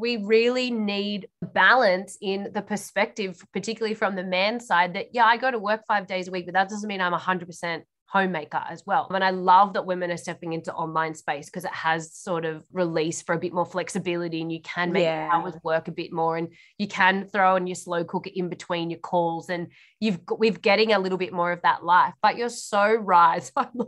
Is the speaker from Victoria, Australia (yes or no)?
no; New South Wales, Australia; particularly because I came from New South Wales, women have to work